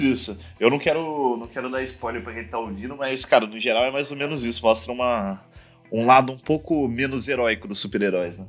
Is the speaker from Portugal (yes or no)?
no; Londrina, Paraná, Brazil; moved away; eu venho lá de Londrina